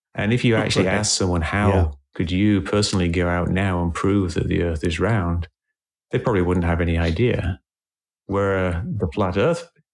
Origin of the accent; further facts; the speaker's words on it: England, United Kingdom; moved away as an adult; now in United States; I moved to the States. I, I grew up in England